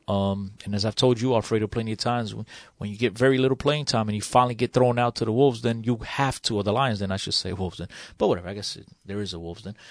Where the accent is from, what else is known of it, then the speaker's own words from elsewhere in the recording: Portugal; moved away; I was born in Portugal. It's my country of birth.